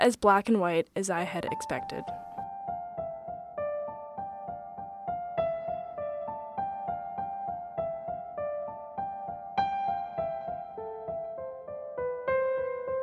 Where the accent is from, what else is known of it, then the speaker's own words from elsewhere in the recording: Westchester, New York, United States; I'm from Westchester, New York